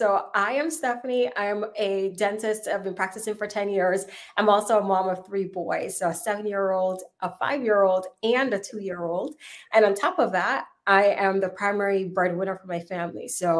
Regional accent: Jamaica; moved away as an adult; now in United States; I came from Jamaica to make it here in the U.S.

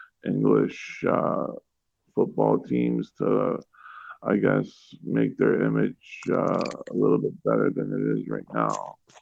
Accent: Toronto, Ontario, Canada; I'm from Toronto, so I'm a hockey guy.

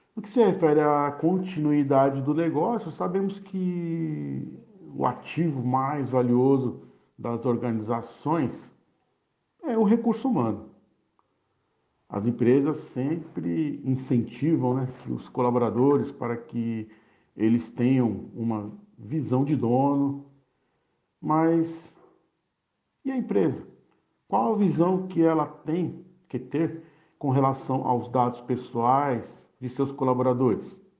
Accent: Santos, São Paulo, Brazil; moved away as an adult; now in Minas Gerais, Brazil; Sou santista nato e há três anos e meio resido na região metropolitana

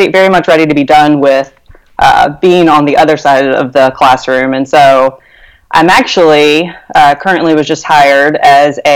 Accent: South Carolina, United States; I'm from South Carolina

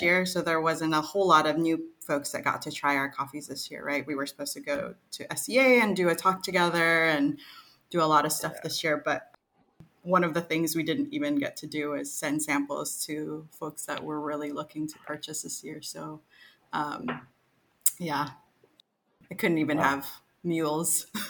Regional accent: Pacific Northwest, United States; moved away as an adult; also born or lived in Seattle; now in Manila, Philippines; growing up in the Pacific Northwest

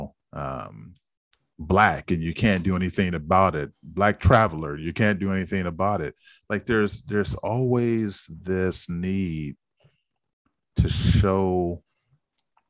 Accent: San Francisco, California, United States; growing up in San Francisco did feel a bit unique in that, you know, you were from this historically black neighborhood

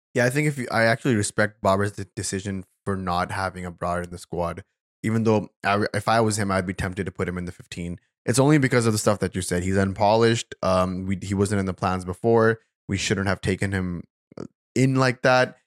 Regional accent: Karachi, Sindh, Pakistan; I'm also from Karachi

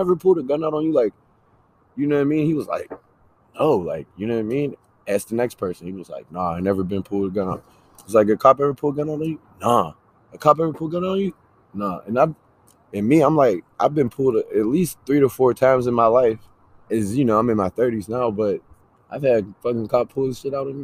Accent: Pittsburgh, Pennsylvania, United States; now in Ottawa, Canada; I'm from Pittsburgh, man. I'm from the south side of Pittsburgh. I grew up, you know, in the hood

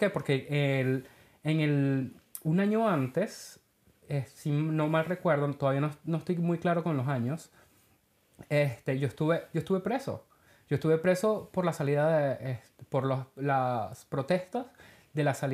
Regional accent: Venezuela; moved away; yo me acuerdo que cuando nosotros nos vinimos de, de, de Venezuela, en aquel tiempo se podía vivir.

